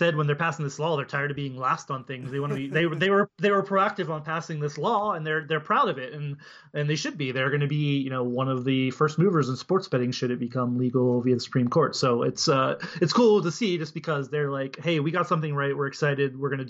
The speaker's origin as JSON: {"language": "English", "region": "Pennsylvania", "country": "United States", "also_born_or_lived": "Washington, District of Columbia, United States", "moved": "yes", "said": "I used to live in DC, and it was very rural. I know people who are. It's beautiful country. I'm from Pennsylvania originally"}